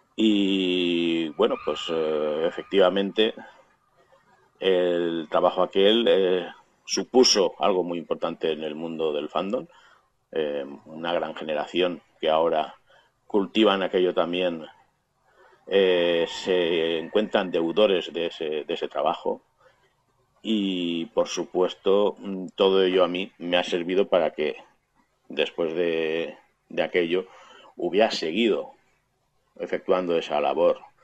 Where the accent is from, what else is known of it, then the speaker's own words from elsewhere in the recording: Valencia, Valencian Community, Spain; aquí en Valencia, mi ciudad natal